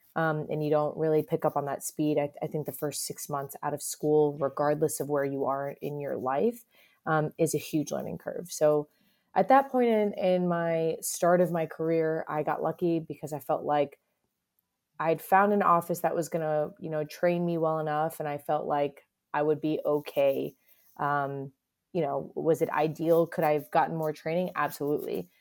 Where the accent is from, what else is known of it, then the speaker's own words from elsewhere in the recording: South Florida, United States; moved away as an adult; also born or lived in Boston; now in Cincinnati, United States; I'm a Florida born and raised